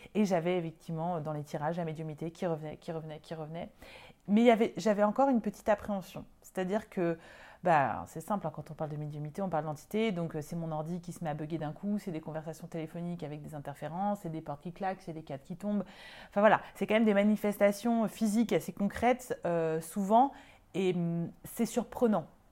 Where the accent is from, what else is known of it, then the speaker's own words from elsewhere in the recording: Lyon, Auvergne-Rhône-Alpes, France; moved away as an adult; also born or lived in Paris; je suis lyonnaise